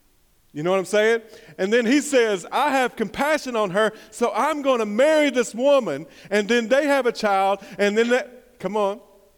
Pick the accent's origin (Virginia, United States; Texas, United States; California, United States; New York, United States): Virginia, United States; Hampton; partly because I was a little bit afraid, because I'm from Hampton.